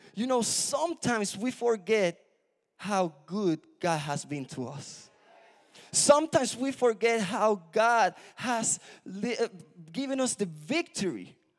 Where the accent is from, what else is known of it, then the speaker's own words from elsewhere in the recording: Puerto Rico; moved away; I'm from Puerto Rico